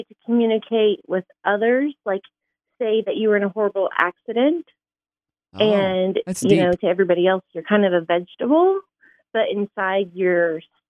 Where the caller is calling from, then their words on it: Diamond, United States; calling from Diamond.